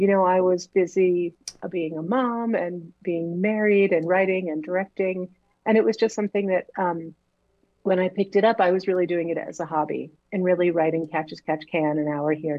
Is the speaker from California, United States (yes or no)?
no; Woodbridge, Connecticut, United States; moved away as an adult; now in Los Angeles, United States; Yep, I grew up in Woodbridge and I went to Hopkins.